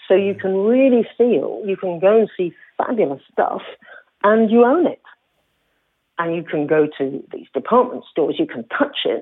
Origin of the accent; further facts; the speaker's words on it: Zanzibar, Tanzania; I come from Zanzibar